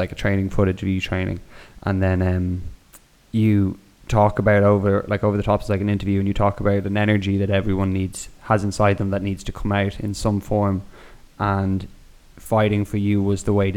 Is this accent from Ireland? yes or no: yes; Ireland; moved away as an adult; also born or lived in Canada; now in Spain; this is just from me growing up now in Ireland, fighting's a big part of like growing up in Ireland